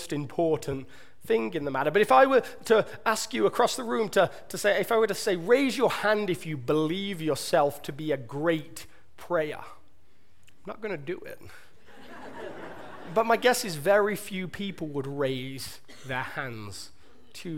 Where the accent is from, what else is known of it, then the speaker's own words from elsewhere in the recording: England, United Kingdom; accent: southern British; moved away; my British accent, my southern British that you all love so much